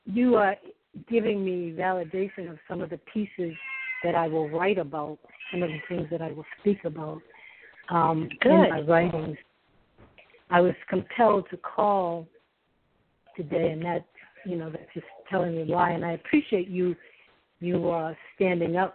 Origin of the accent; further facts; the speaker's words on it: New England, United States; now in Alabama, United States; I come from New England, and when I ended up here in Alabama